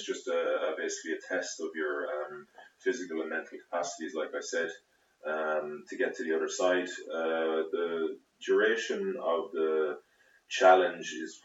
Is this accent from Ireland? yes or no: yes; Galway, Connacht, Ireland; I'm from Galway originally, from Renmore. I went to the Bish.